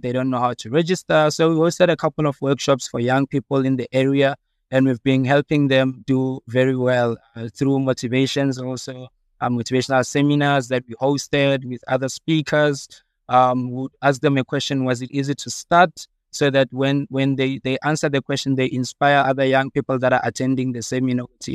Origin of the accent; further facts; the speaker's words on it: Evaton, Gauteng, South Africa; I'm from Vaal in Everton. Um, I grew up there in the Vaal, very disadvantaged